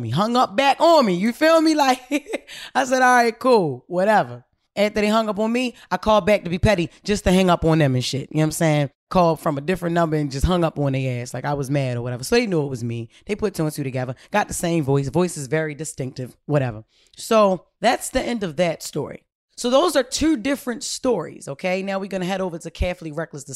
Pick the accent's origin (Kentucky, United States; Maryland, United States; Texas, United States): Maryland, United States; Baltimore; I'm from Baltimore City, home of the crab